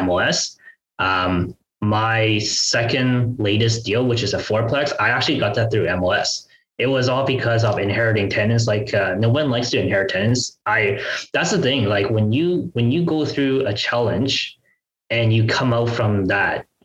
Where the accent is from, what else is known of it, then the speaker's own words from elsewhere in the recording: Ottawa, Ontario, Canada; my hometown in Ottawa